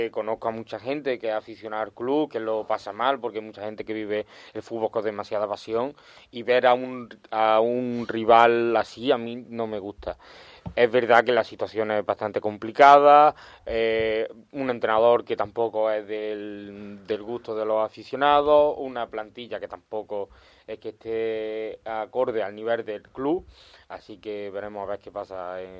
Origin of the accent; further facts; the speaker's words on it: Córdoba, Andalusia, Spain; yo soy de Córdoba